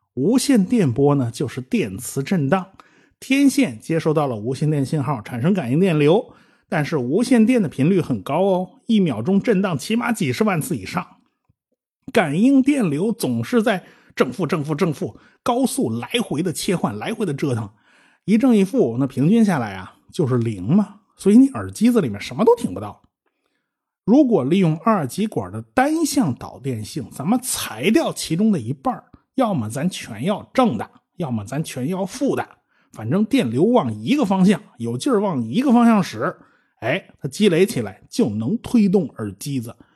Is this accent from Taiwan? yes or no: no; China; 我们中国人